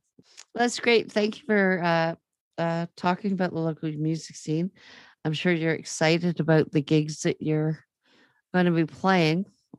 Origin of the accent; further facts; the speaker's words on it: Toronto, Ontario, Canada; I'm from Toronto.